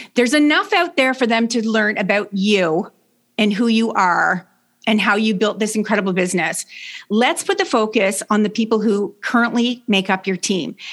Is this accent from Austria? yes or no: no; Canada; also born or lived in Brockville, Ontario; I'm Canadian. I live in Brockville, Ontario